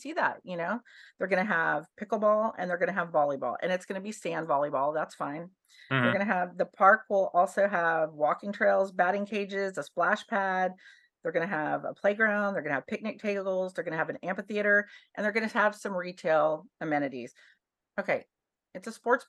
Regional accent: Dallas, Texas, United States; now in New Braunfels, United States; I'm from Dallas

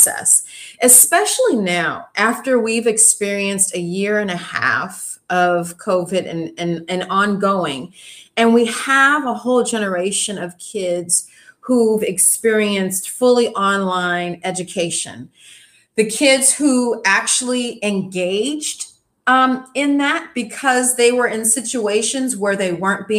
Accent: Inglewood, California, United States; we grew up near Inglewood and Holly Park Racetrack

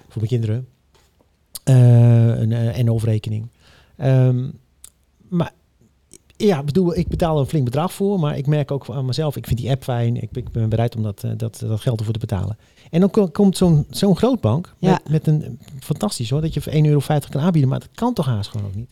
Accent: Netherlands; als Nederlander

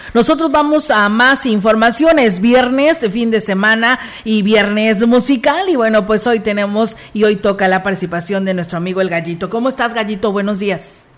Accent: San Luis Potosí, Mexico; somos parte de San Luis Potosí

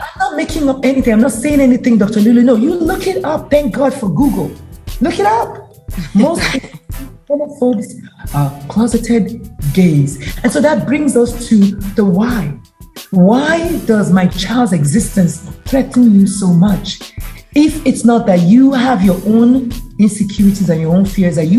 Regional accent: Nigeria; now in United States; I'm Nigerian, proudly so

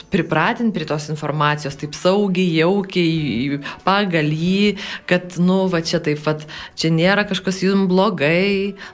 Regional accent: Alytus, Alytus County, Lithuania; Pasakiau, kad aš iš Alitausinai

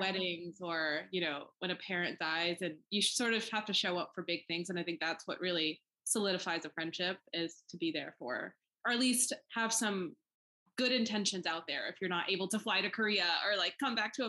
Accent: Pakistan; now in United States; I am an immigrant. Like I was born in Pakistan, so that's still very important to me

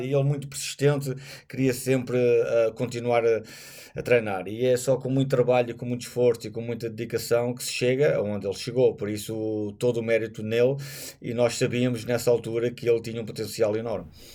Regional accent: Portugal

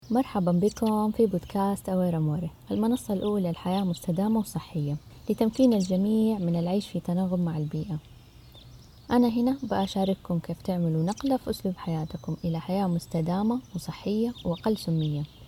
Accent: Saudi Arabia; عندنا في السعودية

